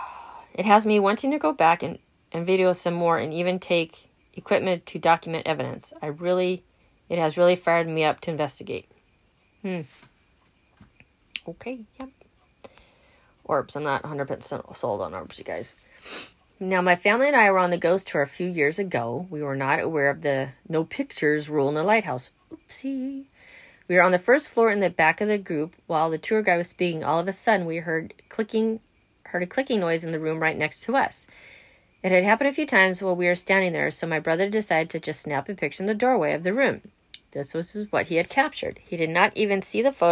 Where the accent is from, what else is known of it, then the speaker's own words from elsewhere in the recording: Southern California, United States; I'm from Southern California